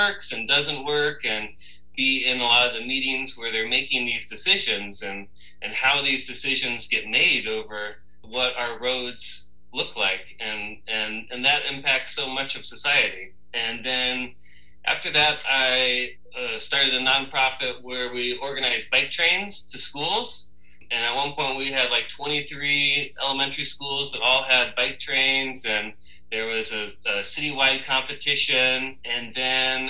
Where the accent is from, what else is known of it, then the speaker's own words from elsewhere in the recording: Seattle, Washington, United States; I grew up in Seattle